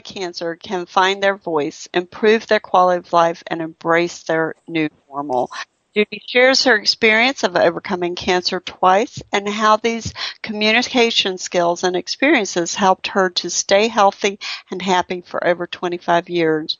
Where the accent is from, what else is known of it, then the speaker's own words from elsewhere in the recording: the South, United States; accent: Southern; my Southern accent